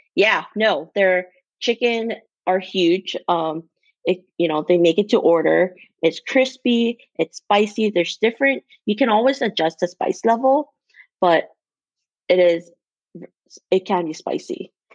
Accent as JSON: {"language": "English", "region": "Hawaii", "country": "United States", "tie": "born or raised there", "moved": "as an adult", "lives_now": "Seattle, United States", "said": "growing up in Hawaii, it was always warm and it's always hot"}